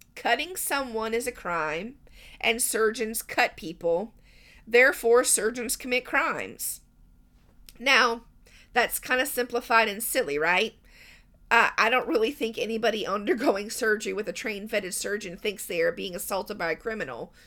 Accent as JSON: {"language": "English", "region": "Southern United States", "country": "United States", "said": "I'm an American, more accurately a Southern American"}